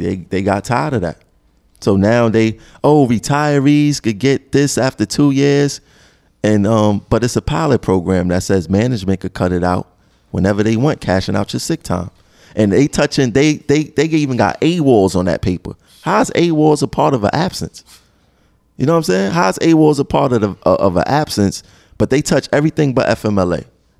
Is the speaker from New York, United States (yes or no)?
yes; Brooklyn, New York, United States; I'm from Brooklyn.